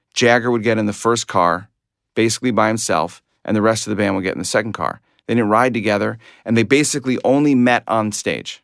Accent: Glencoe, Illinois, United States; I grew up in Glencoe, Illinois, not Glen Cove, Long Island

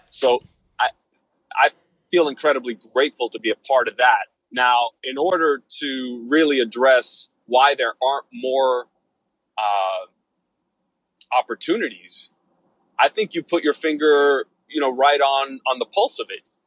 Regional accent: Miami, Florida, United States; Miami, Florida, my hometown

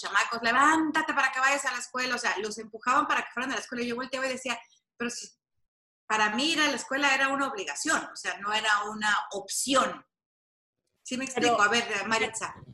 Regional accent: Mexico; moved away as an adult; now in Los Angeles, United States; yo me crié en México

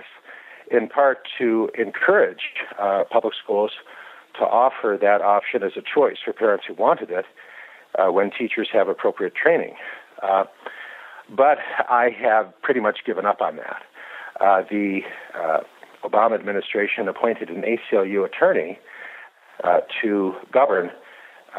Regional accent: United States; I grew up in the United States

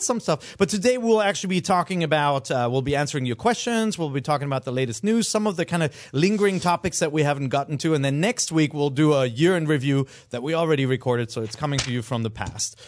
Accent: Cologne, North Rhine-Westphalia, Germany; moved away; I am, uh, uh, from Cologne, Germany.

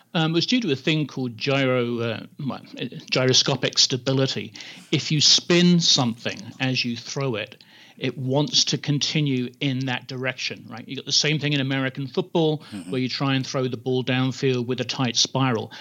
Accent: England, United Kingdom; I grew up in England, and so in high school you play a lot of rugby

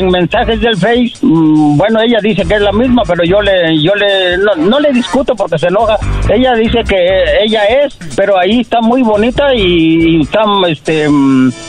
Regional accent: Tabasco, Mexico; Del estado de Tabasco.

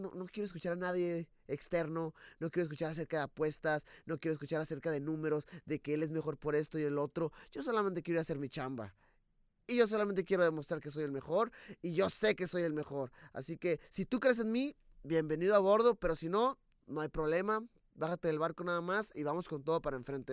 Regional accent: Mexico; como mexicano

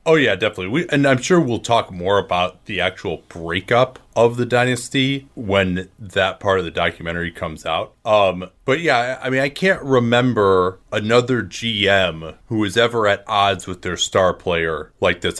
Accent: Chicago, Illinois, United States; I grew up in the Chicagoland area.

